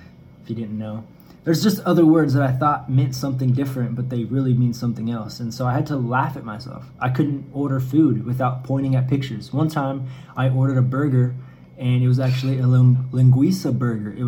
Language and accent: English; United States; moved away as an adult; also born or lived in Canada / Kansas City; now in Barueri, Brazil; I was American